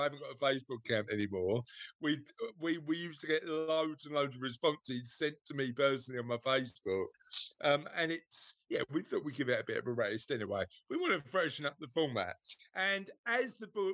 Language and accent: English; United Kingdom; As we're all British.